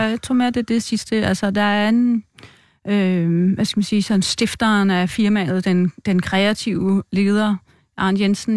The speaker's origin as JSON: {"language": "Danish", "town": "Viby", "country": "Denmark", "moved": "as an adult", "said": "Oprindeligt er jeg fra Midtjylland, Viby, Sjælland"}